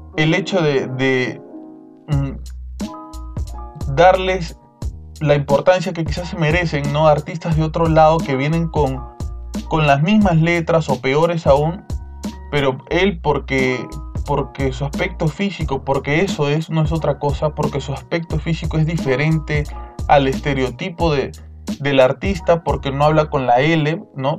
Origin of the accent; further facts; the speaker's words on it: Peru; peruano como nosotros